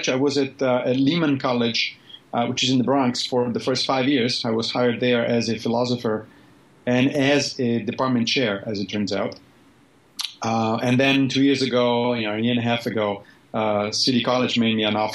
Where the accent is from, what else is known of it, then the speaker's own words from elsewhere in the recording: Rome, Lazio, Italy; now in New York, United States; You know, I grew up in Rome, so I'm, I, I like big cities.